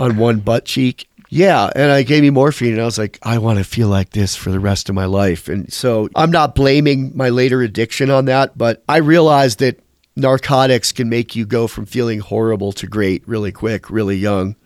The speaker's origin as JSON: {"language": "English", "town": "Westfield", "region": "New York", "country": "United States", "tie": "born or raised there", "also_born_or_lived": "Chautauqua, New York / Mayville, New York / Jamestown, New York", "moved": "yes", "said": "was born in Westfield, New York, and my parents had a store in Chautauqua, New York, and I lived a little while in Mayville, New York with my dad after my parents divorced, and I, I went to college in Jamestown, New York"}